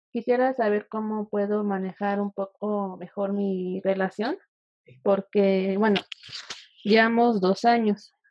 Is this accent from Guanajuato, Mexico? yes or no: no; Puebla, Mexico; Yo soy de Puebla.